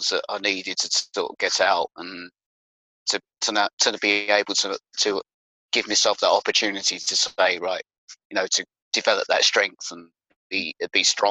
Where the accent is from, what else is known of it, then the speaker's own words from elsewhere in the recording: Bedfordshire, East of England, United Kingdom; moved away as an adult; now in Northamptonshire, United Kingdom; I was born and bred in Bedfordshire